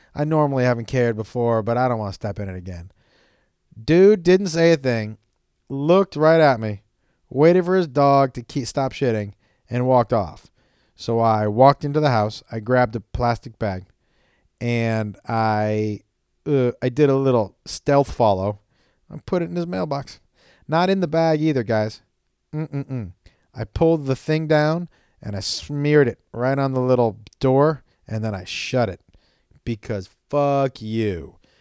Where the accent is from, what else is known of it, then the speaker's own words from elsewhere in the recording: Amherst, Massachusetts, United States; I was working at a place where I grew up in Amherst, Massachusetts